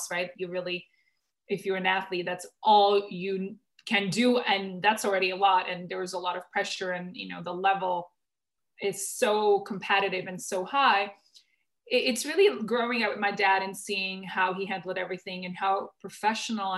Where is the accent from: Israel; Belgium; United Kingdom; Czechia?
Czechia; moved away; I grew up in the Czech Republic, but then very early on, I traveled the world